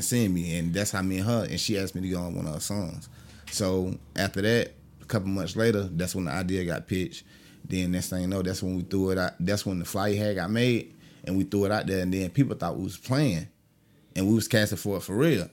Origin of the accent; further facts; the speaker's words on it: Augusta, Georgia, United States; also born or lived in Jacksonville, Florida; I'm from Augusta, Georgia.